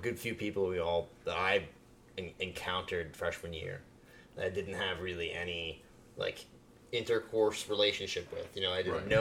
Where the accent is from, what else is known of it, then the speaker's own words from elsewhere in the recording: Pompano Beach, Florida, United States; I grew up in Pompano